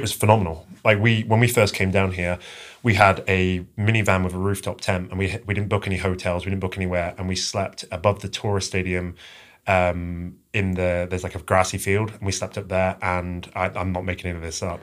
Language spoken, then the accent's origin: English; England, United Kingdom; moved away; I'm originally from, uh, England